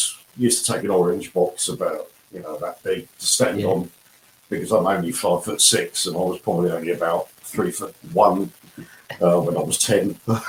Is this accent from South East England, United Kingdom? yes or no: yes; South East England, United Kingdom; born there; also born or lived in Norwich; I was born in Surrey, excuse me, and then we moved about a lot as a kid.